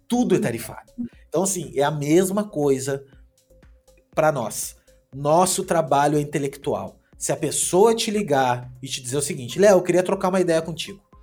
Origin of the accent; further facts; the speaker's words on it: Gaúcho, Rio Grande do Sul, Brazil; eu sou gaúcho